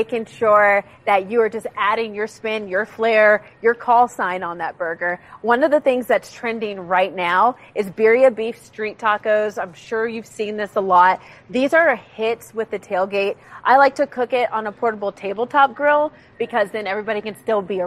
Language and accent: English; Ohio, United States; moved away; I'm originally from Ohio